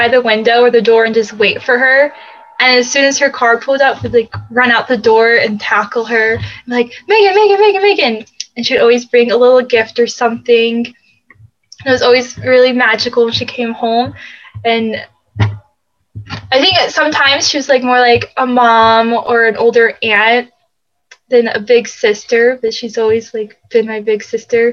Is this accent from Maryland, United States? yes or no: yes; St. Mary's County, Southern Maryland, United States; I am from Southern Maryland in a county called St. Mary's, and there's not much there. There's Amish, and I lived there my entire life. I'm number 9 of 10 kids, and yeah, and so I grew up there